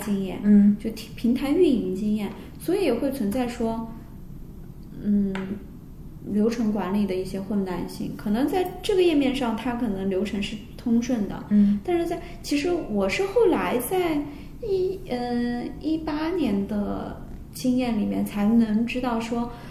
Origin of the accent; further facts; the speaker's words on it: southern China, China; 我们都是南方人